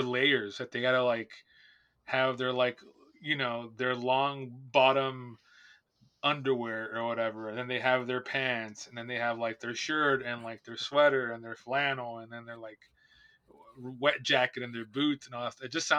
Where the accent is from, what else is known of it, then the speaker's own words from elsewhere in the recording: Southern California, United States; also born or lived in Bay Area; I grew up in Southern California my whole life